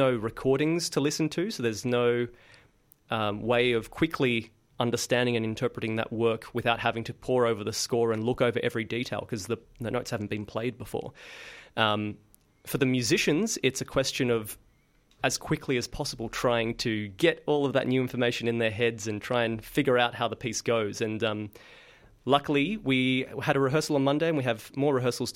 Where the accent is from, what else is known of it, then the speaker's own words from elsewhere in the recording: Sydney, New South Wales, Australia; I started out working with school groups when I grew up in Sydney